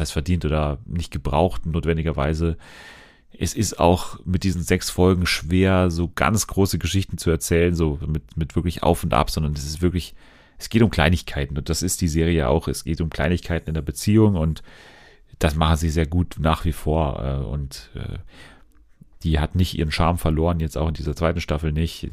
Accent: Munich, Bavaria, Germany; ich komme doch aus München

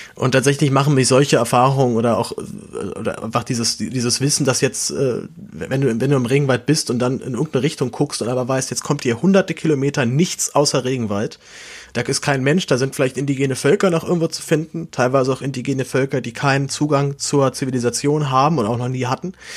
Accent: Berlin, Germany; ich wohne in der Großstadt, ich bin ja Berliner

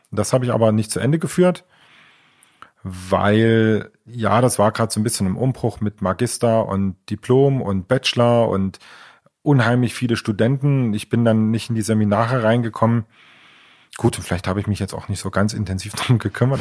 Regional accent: Leipzig, Saxony, Germany; also born or lived in Chemnitz (Karl-Marx-Stadt); Ich äh, bin ja ursprünglich aus der DDR, also komme aus Leipzig

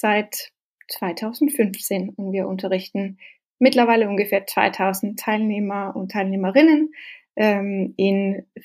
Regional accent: Norway; German is a second language; also born or lived in Denmark; Ich bin, ich komme ursprünglich aus Dänemark, ähm, aber mit zwölf hat meine Eltern sich entschieden, dass wir fahren nach Norwegen und deswegen bin ich in eine kleine Dorf in Norwegen groß geworden und habe da natürlich Norwegisch gelernt.

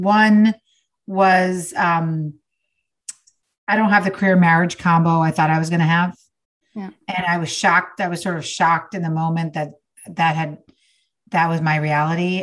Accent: New York, United States; now in Los Angeles, United States; I'm from New York, but I live in LA now

